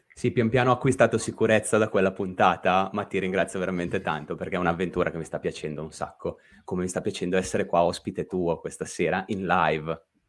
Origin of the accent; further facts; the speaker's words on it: Lake Como, Lombardy, Italy; sono orgogliosamente un podcaster che viene da quel ramo del lago di Como che avvolge a mezzogiorno